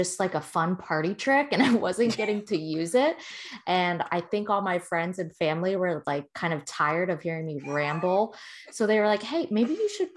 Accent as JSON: {"language": "English", "town": "Tampa", "region": "Florida", "country": "United States", "tie": "born or raised there", "said": "growing up in Tampa Bay during kind of the height of our first championship"}